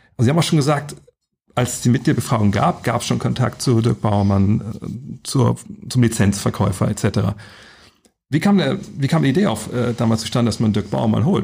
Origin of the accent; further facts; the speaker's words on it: Lower Saxony, Germany; ich komme aus Niedersachsen